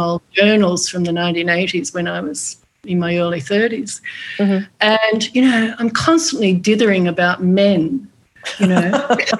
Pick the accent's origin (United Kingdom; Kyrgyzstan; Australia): Australia; moved away; going back to Australia for the two years of COVID. I went back to my hometown